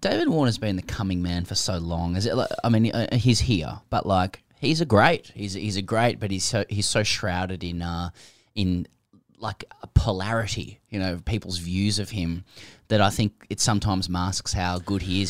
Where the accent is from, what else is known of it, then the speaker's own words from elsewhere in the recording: Australia; as an Australian